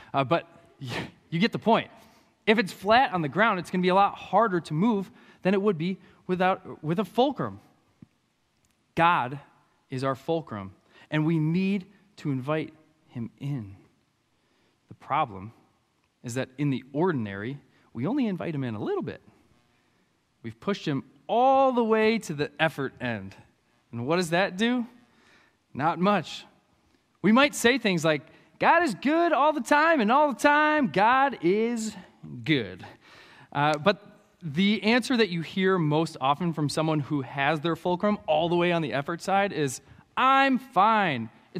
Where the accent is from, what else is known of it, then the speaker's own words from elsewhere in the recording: Anoka, Minnesota, United States; I'm from Anoka. I'm a country kid, okay? I like my country.